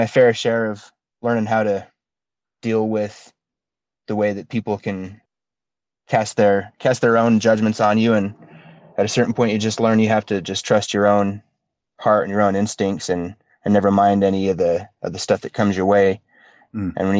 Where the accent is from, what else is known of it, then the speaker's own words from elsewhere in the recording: Utah, United States; growing up in Utah is a very interesting thing, especially in Utah County, which is where I am